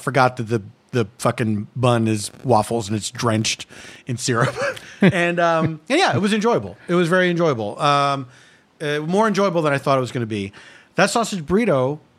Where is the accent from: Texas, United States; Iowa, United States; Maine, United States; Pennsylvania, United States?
Pennsylvania, United States; Philadelphia; moved away; it was not something I grew up with in Philadelphia.